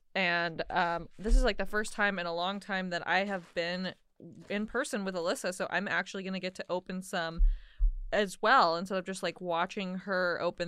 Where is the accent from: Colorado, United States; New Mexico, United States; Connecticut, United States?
New Mexico, United States; now in Flagstaff, United States; I am from New Mexico, but I currently live in Flagstaff, Arizona.